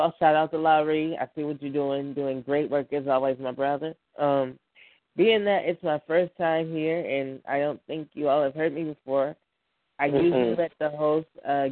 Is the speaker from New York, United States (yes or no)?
yes; Buffalo, New York, United States; I am from Buffalo, New York, 716